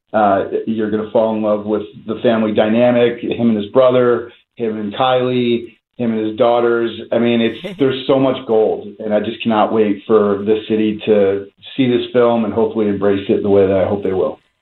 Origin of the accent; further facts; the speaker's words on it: New Jersey, United States; now in Philadelphia, United States; I grew up in North Jersey